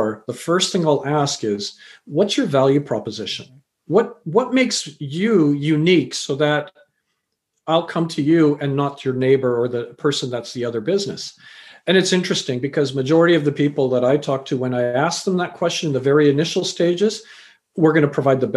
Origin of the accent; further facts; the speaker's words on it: Canada; also born or lived in England / Fiji (parents) / India (grandparents); I was born in England, raised in Canada.